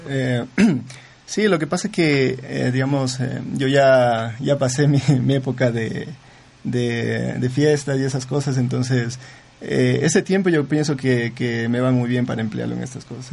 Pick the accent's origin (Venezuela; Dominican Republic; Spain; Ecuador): Ecuador; Zamora-Chinchipe; yo soy de Zamora